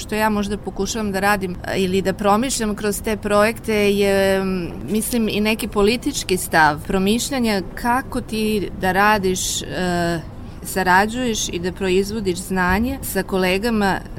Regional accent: Serbia; moved away as an adult; also born or lived in China; ja sam otišla iz Srbije 2000. godine

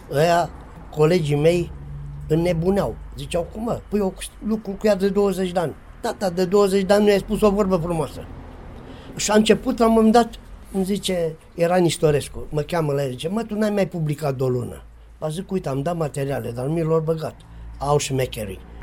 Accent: Sacoșu Mare, Timiș County, Romania; în satul meu, Sacoșu Mare de lângă Lugoj

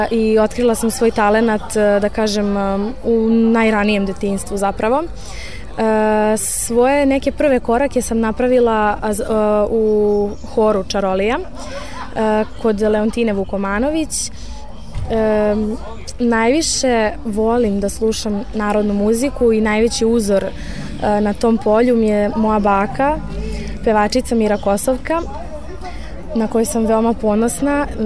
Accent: Belgrade, Serbia; imam 18 godina i dolazim iz Beograda.

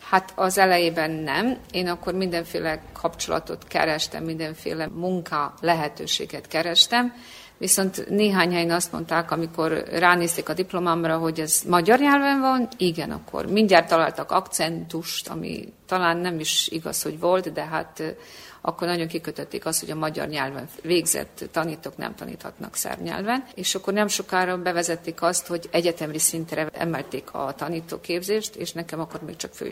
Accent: Hungary; én nem mentem én nyilvánosan mindenhol, és hírezteltem, hogy magyar vagyok.

